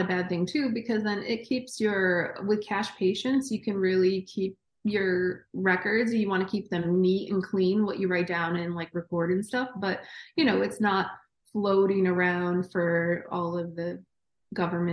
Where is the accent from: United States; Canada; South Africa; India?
United States; Interlaken, New York; moved away as an adult; now in Boston, United States; I was born in upstate New York in a town called Interlaken